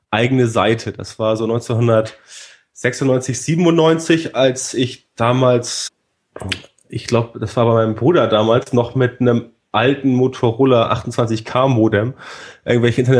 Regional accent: Elmshorn, Schleswig-Holstein, Germany; also born or lived in Hamburg; Wie gesagt, aus Hamburg komme ich, aufgewachsen vor den Toren Hamburgs in Elmsho

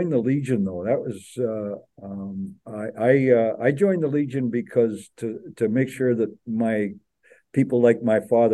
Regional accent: Peterborough, Ontario, Canada; moved away as an adult; also born or lived in Montreal / Trinidad and Tobago / Ottawa / Toronto; now in Richmond Hill, Canada; I born and raised in Peterborough

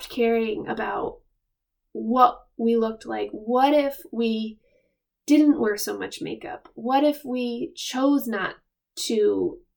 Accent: Rhode Island, United States; moved away as an adult; also born or lived in Hawaii / Pennsylvania; now in Maine, United States; We're both from Rhode Island

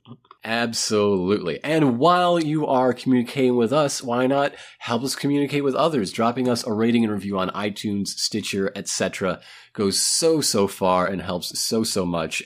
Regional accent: United States; We're American.

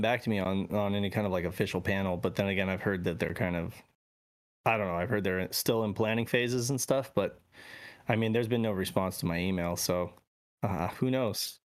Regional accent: Reno, Nevada, United States; I grew up in Reno, Nevada

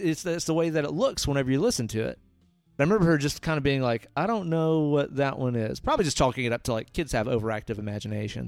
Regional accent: Hailey, Idaho, United States; I grew up in Hailey

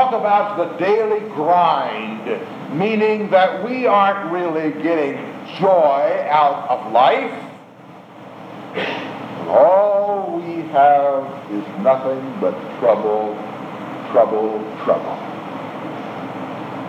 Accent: United States

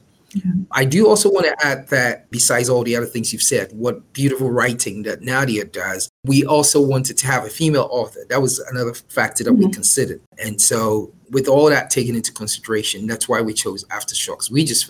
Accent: Ghana; now in United States; I'm African, I'm Ghanaian.

